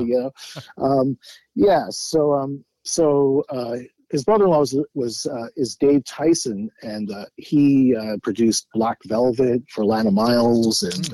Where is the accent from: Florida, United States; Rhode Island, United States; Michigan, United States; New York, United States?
New York, United States; Great Neck; moved away; grew up in Great Neck, Long Island